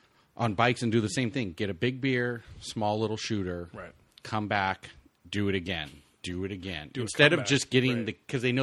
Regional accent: Southern United States, United States; Now we're from the South.

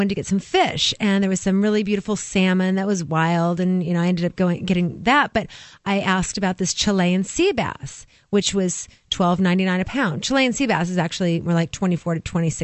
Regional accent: California, United States; moved away as an adult; now in New Hampshire, United States; I'm from California.

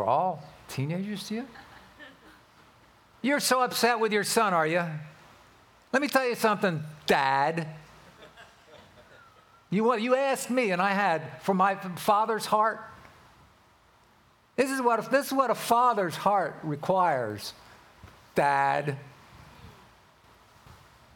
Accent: Philadelphia, Pennsylvania, United States; now in California, United States; I was born and raised in Philadelphia

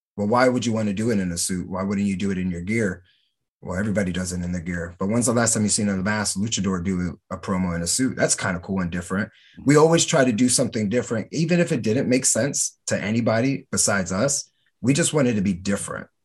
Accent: Camden, New Jersey, United States; moved away as an adult; I'm from Camden, New Jersey

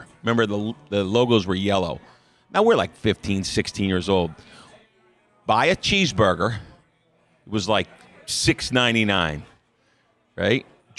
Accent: Iselin, New Jersey, United States; moved away; a big train station in New Jersey was right in my hometown. It's called Metro Park.

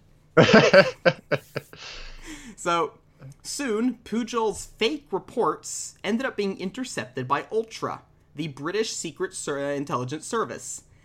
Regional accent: Texas, United States; I'm from Texas

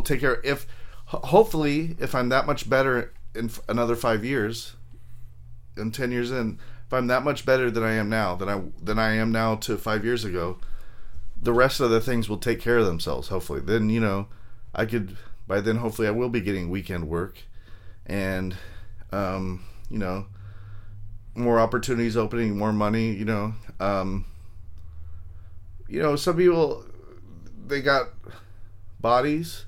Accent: Long Beach, California, United States; moved away as an adult; now in San Jose, United States; I was born and raised in LA County. I'm from there. I'm from Long Beach

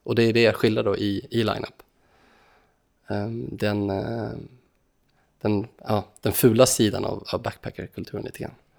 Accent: Sweden; vi som svenskar

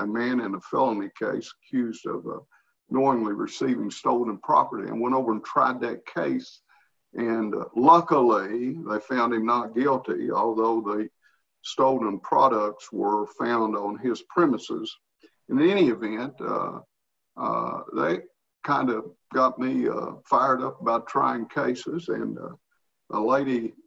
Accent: United States; I had known him growing up in Pike County

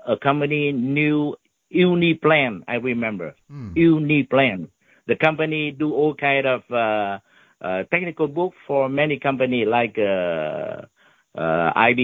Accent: Ho Chi Minh City, Vietnam; English is a second language; moved away as an adult; now in United States; I learned English a lot when I was in Saigon

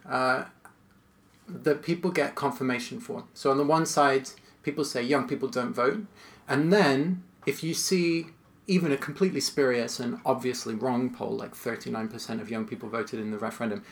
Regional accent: United States; it was again familiar to me as an American

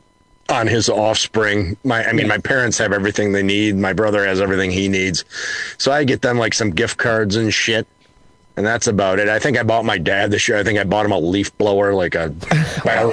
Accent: Essexville, Michigan, United States; where we grew up in Essexville

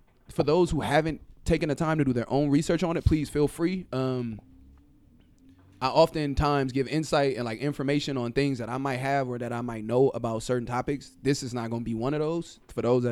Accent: Compton, California, United States; I'm a nigga from Compton

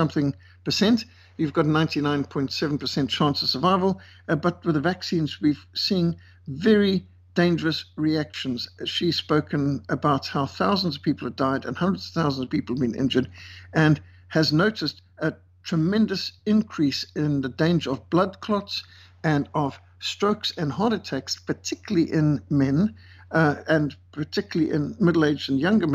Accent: Cape Town, Western Cape, South Africa; my hometown, Cape Town. This is just a couple of minutes from where I live

